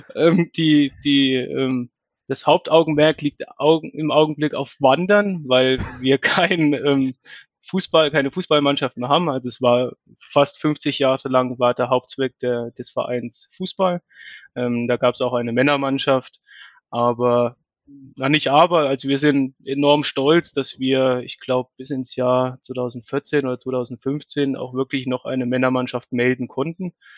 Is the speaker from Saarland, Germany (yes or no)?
no; Bettenhausen, Thuringia, Germany; moved away as an adult; now in Birx, Germany; bin gebürtig aus Bettenhausen bei Meining